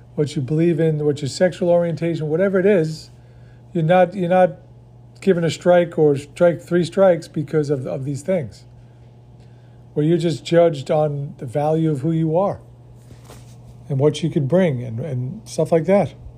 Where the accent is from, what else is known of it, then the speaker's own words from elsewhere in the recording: New York, United States; moved away; I grew up in New York